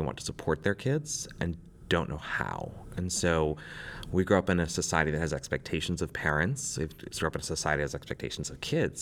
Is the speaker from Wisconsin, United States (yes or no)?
yes; Wisconsin, United States; moved away as an adult; now in Washington, D.C., United States; I am from the Midwest, from Wisconsin, and growing up a young gay boy in Wisconsin